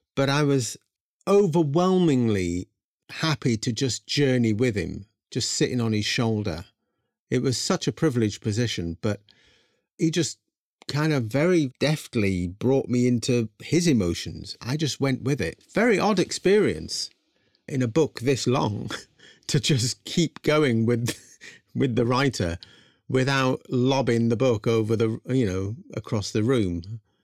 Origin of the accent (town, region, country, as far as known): England, United Kingdom; born or raised there